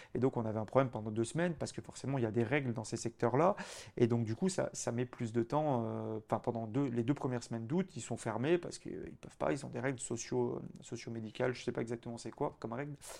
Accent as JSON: {"language": "French", "region": "Auvergne-Rhône-Alpes", "country": "France", "said": "en tant que bon auvergnat"}